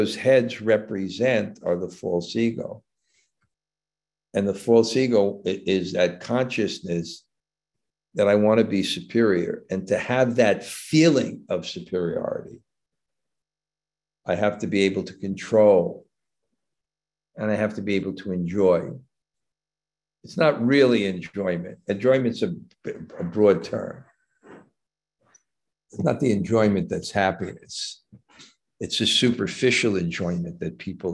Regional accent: New York City, New York, United States; moved away; when I grew up in Brooklyn

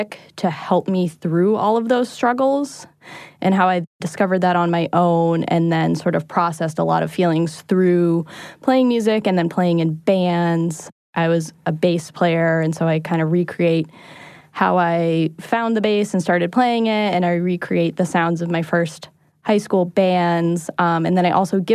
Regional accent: Boston, Massachusetts, United States; I'm from Boston

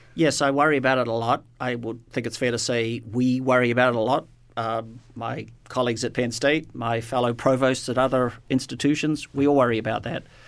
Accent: New Zealand; moved away; born and raised, my home country is New Zealand

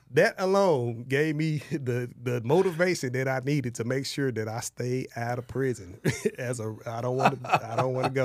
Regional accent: Dallas, Texas, United States; I grew up in Oak Cliff and West Dallas projects

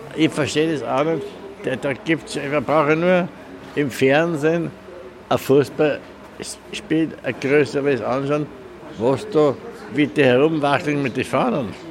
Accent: Vienna, Austria; wo ich aufgewachsen bin, im 17.

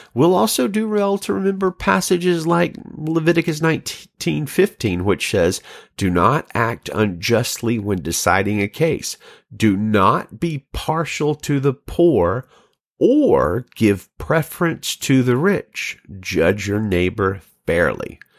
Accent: Alabama, United States; moved away as an adult; now in Salinas, United States; I'm from Alabama

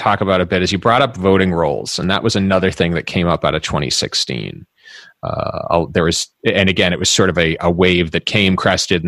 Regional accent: Massachusetts, United States; also born or lived in Boston; my home state of Massachusetts

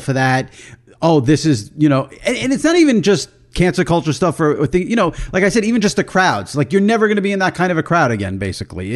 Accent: New York, United States; I'm a New Yorker

